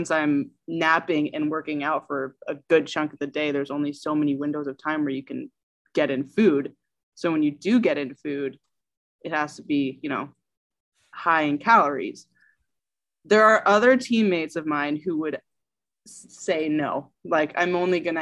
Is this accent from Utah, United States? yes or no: no; Evergreen, Colorado, United States; moved away as an adult; also born or lived in San Francisco, California; I grew up in Colorado.